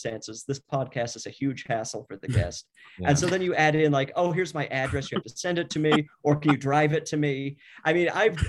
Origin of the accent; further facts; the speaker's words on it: outside of Salt Lake City, Utah, United States; I was raised outside of Salt Lake City as my family's Mormon